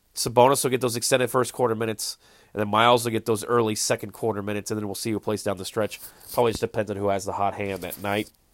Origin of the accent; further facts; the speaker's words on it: Northwest Indiana, United States; I grew up in Northwest Indiana.